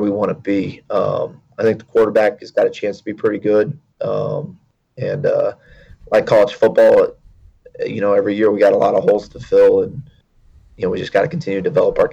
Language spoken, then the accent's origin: English; Houston, Texas, United States; moved away; I grew up in Houston and played at a big high school down in Texas